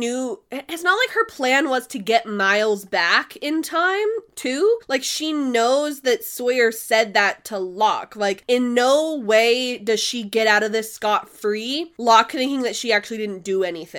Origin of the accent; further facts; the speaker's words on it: Canada; I'm Canadian